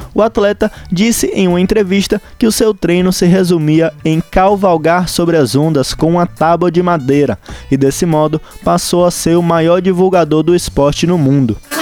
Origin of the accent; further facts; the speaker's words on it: Ilhéus, Bahia, Brazil; ilhéense que nem eu